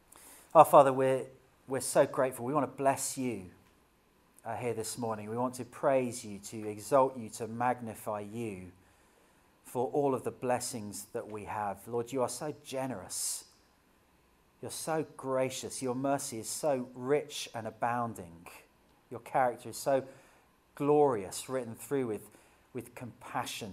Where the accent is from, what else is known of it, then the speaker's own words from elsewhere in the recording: United Kingdom; as a Brit